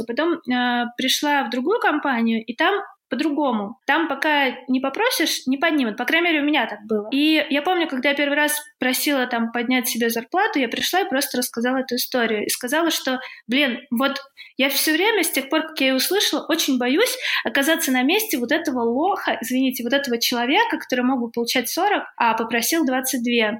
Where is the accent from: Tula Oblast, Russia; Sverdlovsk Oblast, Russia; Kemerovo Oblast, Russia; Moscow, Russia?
Tula Oblast, Russia; Tula; А я в Туле родилась и жила в Туле